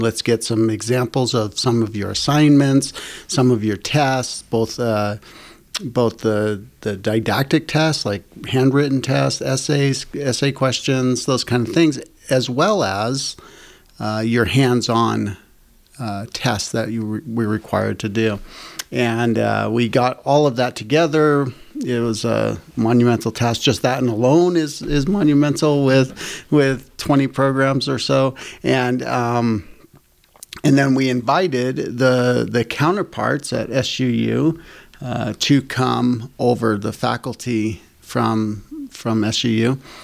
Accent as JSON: {"language": "English", "town": "Boston", "region": "Massachusetts", "country": "United States", "tie": "born or raised there", "also_born_or_lived": "California / Mesquite, Nevada", "moved": "as an adult", "lives_now": "Utah, United States", "said": "I grew up in Boston or surrounding areas, Massachusetts, a long, long ways away from here"}